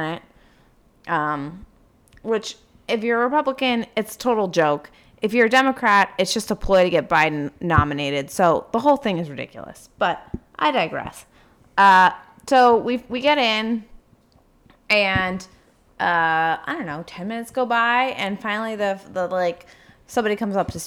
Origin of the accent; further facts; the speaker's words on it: Dover, New Hampshire, United States; we were from Dover, New Hampshire